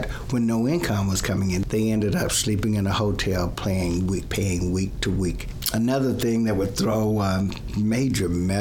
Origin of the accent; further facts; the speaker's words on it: Plano, Texas, United States; I grew up in Plano